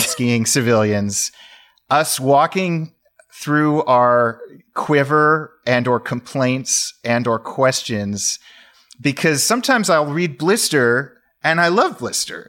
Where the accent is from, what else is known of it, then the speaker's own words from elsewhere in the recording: Sacramento, California, United States; moved away as an adult; now in Pacific Northwest, United States; I was born in Sacramento, California